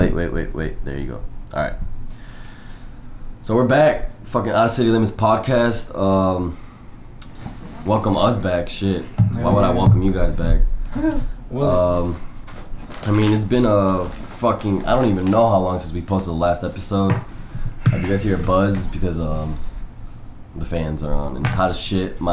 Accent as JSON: {"language": "English", "town": "Chicago", "region": "Illinois", "country": "United States", "tie": "born or raised there", "said": "I was born in Chicago"}